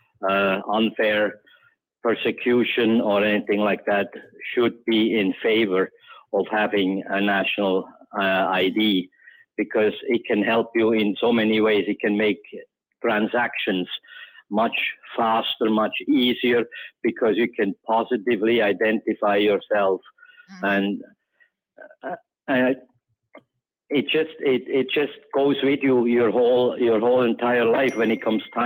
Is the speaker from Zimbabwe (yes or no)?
no; Switzerland; now in Cayman Islands; growing up in Switzerland